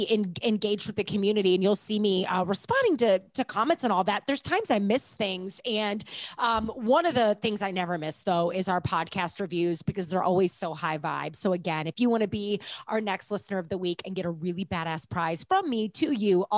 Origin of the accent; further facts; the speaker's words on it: St. Louis, Missouri, United States; I grew up in St. Louis